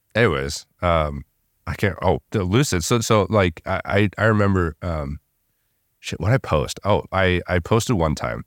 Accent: Southern California, United States; I grew up in Southern California

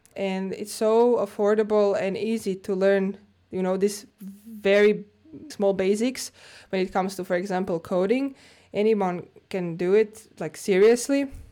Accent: Zagreb, City of Zagreb, Croatia; moved away as an adult; now in Finland; Zagreb, Croatia, my hometown.

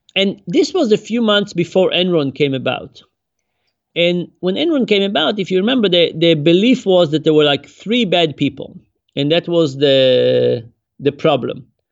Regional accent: Israel; now in United States; I grew up in Israel

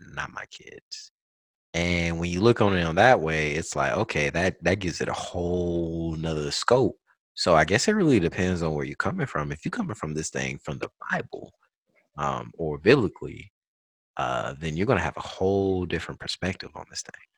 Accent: South Carolina, United States; now in California, United States; I'm from the South with an F. Okay. I'm from South Carolina

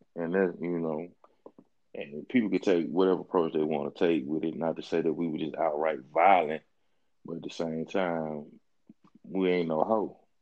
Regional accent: Mississippi, United States; also born or lived in Florida; I moved away from Mississippi when I was 19, right? Went to school in Florida. My first time living outside of the state.

